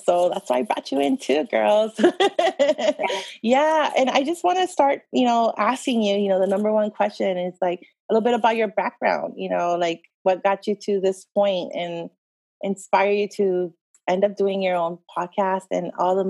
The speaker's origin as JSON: {"language": "English", "country": "El Salvador", "tie": "born there", "said": "Like for me growing up, I was born in El Salvador, but I really didn't get a chance to go, even young, go back and forth, maybe just once or twice because it's so expensive."}